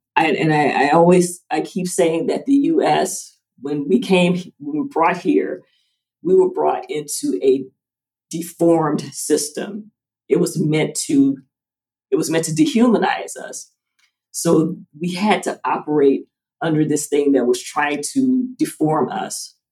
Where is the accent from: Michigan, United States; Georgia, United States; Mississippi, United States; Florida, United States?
Georgia, United States; Atlanta; My family is from rural Georgia. I was the first born in the city. I was born in Atlanta